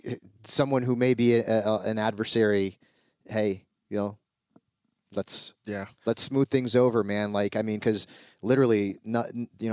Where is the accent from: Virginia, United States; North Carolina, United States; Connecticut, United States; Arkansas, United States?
Connecticut, United States; I grew up in Connecticut, but I was a Lakers fan.